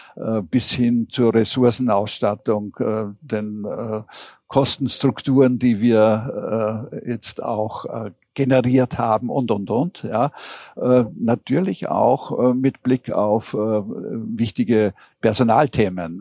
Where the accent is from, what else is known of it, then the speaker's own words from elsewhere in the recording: Vienna, Austria; sagt man bei uns in Wien